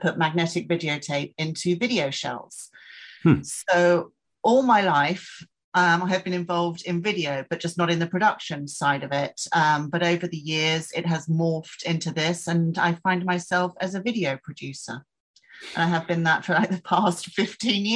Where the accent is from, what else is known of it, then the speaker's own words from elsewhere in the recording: England, United Kingdom; moved away; we're both English